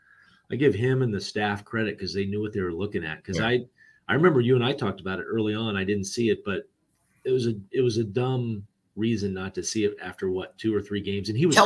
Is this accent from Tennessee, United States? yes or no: no; California, United States; I grew up in the Bay Area. I used to go up there for tournaments all the time.